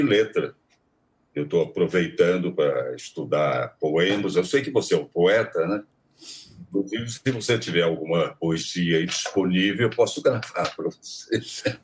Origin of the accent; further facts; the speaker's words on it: Taubaté, São Paulo, Brazil; Taubaté, né? Onde eu nasci, eh, na estação de Taubaté, na, no clube onde eu jogava tênis